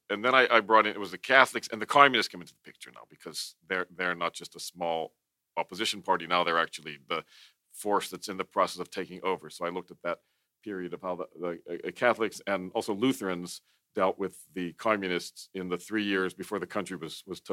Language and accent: English; Western Pennsylvania, United States; I'm from Western Pennsylvania, from a what's now a depressed steel town